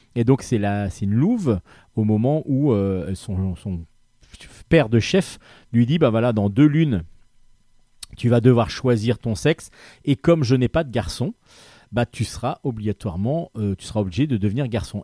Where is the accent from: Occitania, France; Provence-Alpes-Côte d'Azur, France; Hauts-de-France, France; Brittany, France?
Brittany, France; also born or lived in Brest; je suis breton